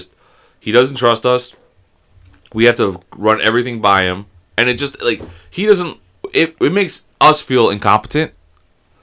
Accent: United States; as an American

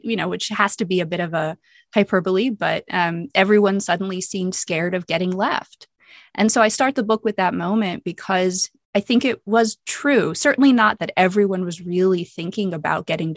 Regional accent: United States; I'm American and I'm white

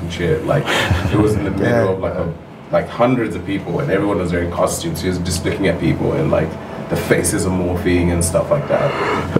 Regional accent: Kenya; moved away; even back home in Kenya, even though we're all Kenyan, every, every single one of us is Kenyan.

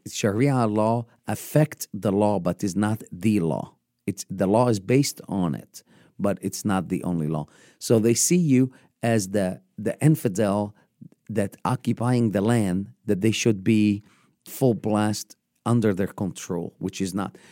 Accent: Upper Egypt, Egypt; moved away as an adult; born and raised in Egypt, born in, in the southern part of Egypt

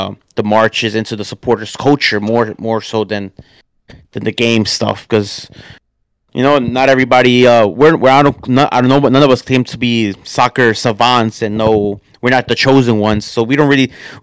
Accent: New York City, New York, United States; I'm from Queens, and it's right there for me. I grew up walking distance to Shea Stadium, Citi Field

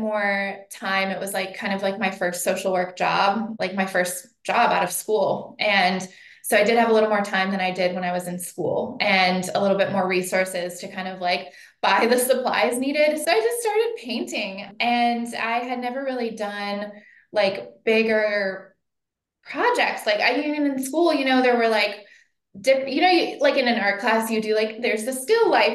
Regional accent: Cincinnati, Ohio, United States; moved away as an adult; also born or lived in Columbus, Ohio / New York City; now in Portland, United States; I grew up in Cincinnati, went to high school with your cousin.

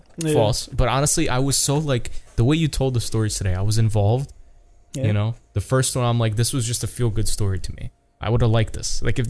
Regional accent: New York, United States; English is a second language; Maybe I'm from New York

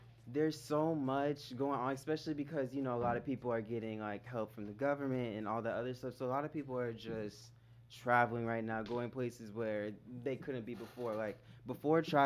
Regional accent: Jamaica; I'm Jamaican

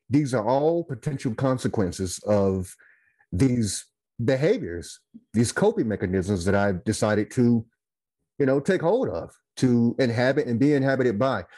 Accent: Goldsboro, North Carolina, United States; now in Winston-Salem, United States; I hail from Goldsboro, North Carolina. I live in Winston-Salem, North Carolina

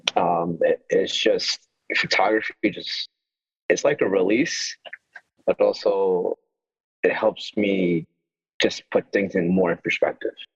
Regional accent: Yonkers, New York, United States; also born or lived in Mexico; I've been here in Yonkers all my all my life

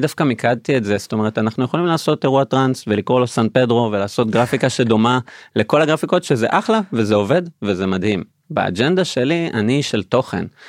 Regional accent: Beersheba, Southern District, Israel; בבאר שבע, עיר הולדתי במקור

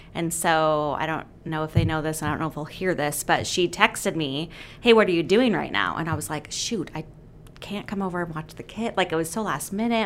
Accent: Gresham, Oregon, United States; also born or lived in Redmond, Washington / Auburn, Washington / Portland, Oregon; we moved to Gresham, and my parents are still in the same house. Um, and grew up at Good Shepherd, and then um, I graduated from Barlow.

